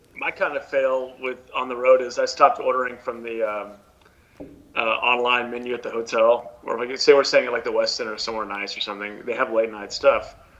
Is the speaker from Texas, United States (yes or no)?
yes; Houston, Texas, United States; moved away as an adult; also born or lived in Los Angeles / New York; growing up in Houston, there was a lot of there was you know I went to Stratford High School in Houston